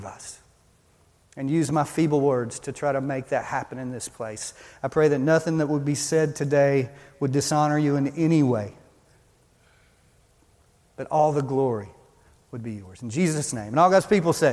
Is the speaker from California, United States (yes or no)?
no; Beaumont, Texas, United States; moved away; I came from Beaumont, Texas